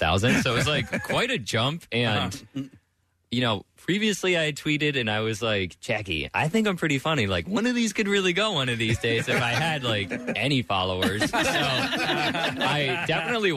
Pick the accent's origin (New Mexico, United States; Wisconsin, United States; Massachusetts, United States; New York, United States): Massachusetts, United States; moved away; I'm from a small town in the middle of nowhere of Massachusetts